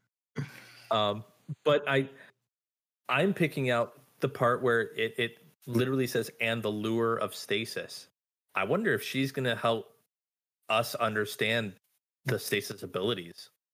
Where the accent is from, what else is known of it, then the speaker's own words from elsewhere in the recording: Southern California, United States; now in Virginia, United States; I come from Southern California where it's literally four different types of summer all year round.